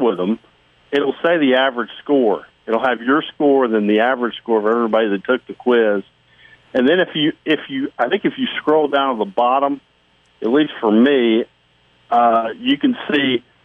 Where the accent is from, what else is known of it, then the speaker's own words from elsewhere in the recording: Jackson, Mississippi, United States; my dad used to take me to Jackson Met games where I grew up up in Jackson